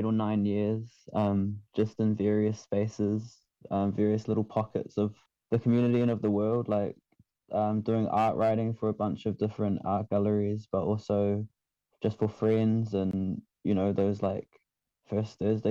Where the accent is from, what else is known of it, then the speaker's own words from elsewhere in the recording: Manurewa, Auckland, New Zealand; also born or lived in Kaisahu; I'm from Kaisahu, but I was raised in Manurewa.